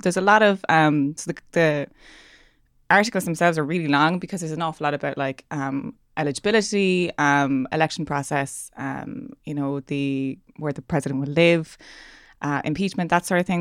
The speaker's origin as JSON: {"language": "English", "country": "Ireland", "said": "me being Irish"}